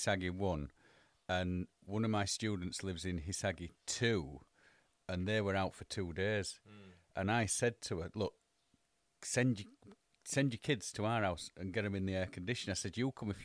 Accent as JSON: {"language": "English", "country": "United Kingdom", "moved": "yes", "lives_now": "Japan", "said": "being a Brit"}